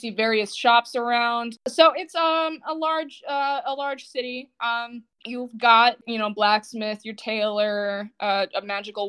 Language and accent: English; Midwest, United States; we're from the Midwest